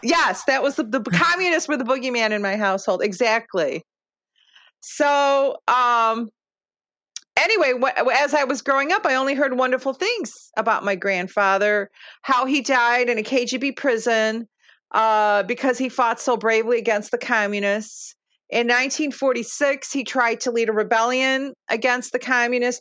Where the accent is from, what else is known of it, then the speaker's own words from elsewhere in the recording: Chicago, Illinois, United States; first language Lithuanian; English is a second language; I grew up in Marquette Park, Chicago, which uh, at the time was known as Little Lithuania.